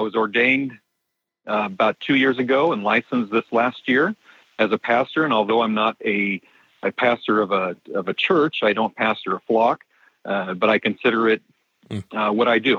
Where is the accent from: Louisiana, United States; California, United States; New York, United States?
California, United States; Southern; moved away as an adult; also born or lived in Denver, Colorado; I'm actually from Southern California